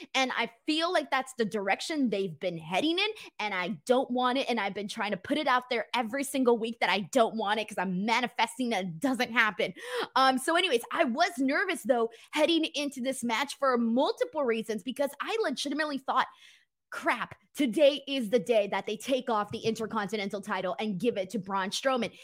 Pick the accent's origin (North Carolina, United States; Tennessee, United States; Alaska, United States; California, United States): California, United States; Los Angeles; I ain't from San Diego, bro. I'm from Los Angeles.